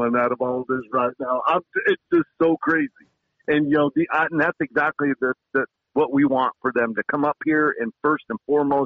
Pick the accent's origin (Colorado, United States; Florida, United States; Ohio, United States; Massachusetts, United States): Florida, United States; Kissimmee; moved away as an adult; now in Alaska, United States; that's my hometown. Kissimmee St. Cloud is where it all started for me